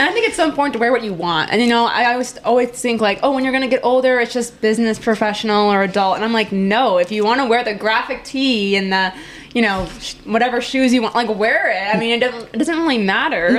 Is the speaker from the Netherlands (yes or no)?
no; Green Bay, Wisconsin, United States; I'm from Green Bay, so I'm a Cheesehead.